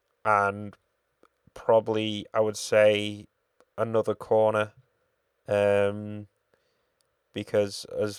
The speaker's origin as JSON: {"language": "English", "country": "United Kingdom", "said": "we're British"}